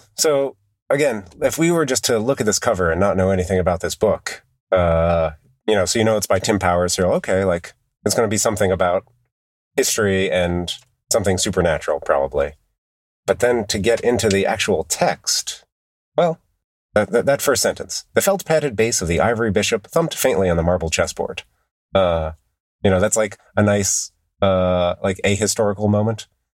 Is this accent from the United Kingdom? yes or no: yes; United Kingdom; Maybe it's a problem of being British, of taking place in Britain.